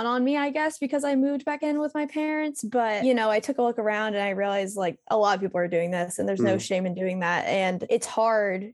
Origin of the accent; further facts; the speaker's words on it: Raleigh, North Carolina, United States; moved away as an adult; also born or lived in Columbia; now in Raleigh, United States; I moved back to Raleigh, North Carolina, which is where I'm originally from